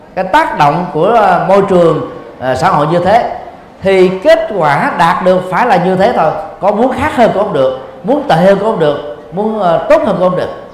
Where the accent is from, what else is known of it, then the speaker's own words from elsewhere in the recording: Vietnam; Việt Nam mình